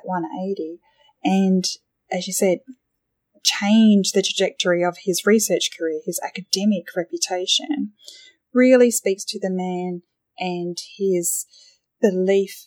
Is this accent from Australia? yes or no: yes; Australia; being an Australian